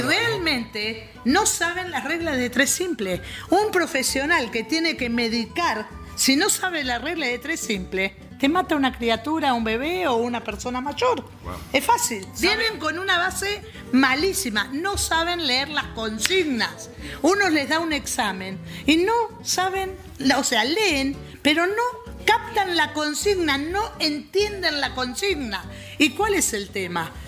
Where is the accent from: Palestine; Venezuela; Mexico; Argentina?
Argentina